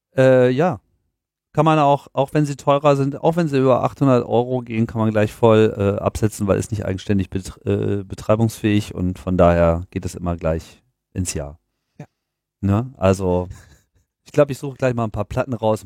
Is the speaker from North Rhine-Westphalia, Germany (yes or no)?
no; Hanover, Lower Saxony, Germany; moved away; Hannover. Meine Heimatstadt.